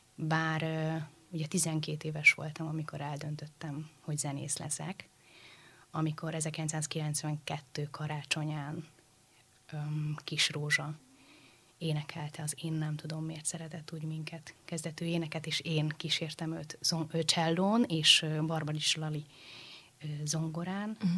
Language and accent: Hungarian; Budapest, Hungary; Budafokon a baptista imaházban. Uh-huh. Ugye én ott születtem, ott nőttem fel